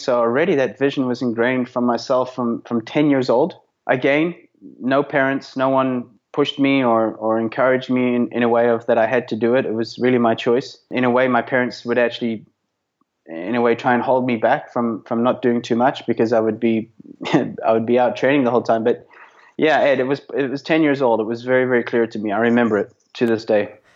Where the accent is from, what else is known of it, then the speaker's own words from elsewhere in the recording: South Africa; also born or lived in Belfast, Northern Ireland; as a kid growing up in South Africa. Um, I was actually born in Belfast, Northern Ireland, but moved to South Africa when I was uh, five